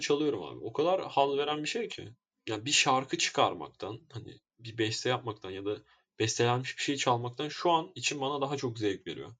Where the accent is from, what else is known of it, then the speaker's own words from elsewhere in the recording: Istanbul, Turkey; ben doğma büyüme Esenlerliyim